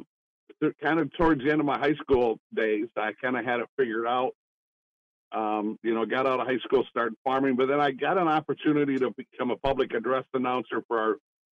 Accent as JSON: {"language": "English", "town": "Grant", "region": "Michigan", "country": "United States", "tie": "born or raised there"}